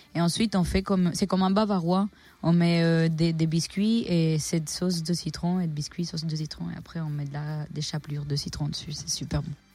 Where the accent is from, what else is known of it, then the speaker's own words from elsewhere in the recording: Colombia; moved away as an adult; also born or lived in Cali, Colombia; now in Belgium; J'ai grandi en Colombie et euh, quand j'ai fini mon bac au lycée français à Cali